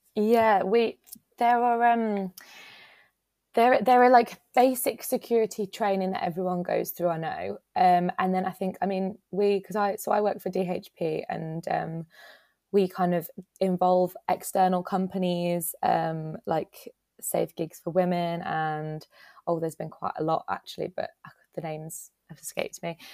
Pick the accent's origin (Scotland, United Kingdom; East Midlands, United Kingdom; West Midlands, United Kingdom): West Midlands, United Kingdom; Dudley; moved away as an adult; now in Nottingham, United Kingdom; I'm from Dudley, which is, like, near Birmingham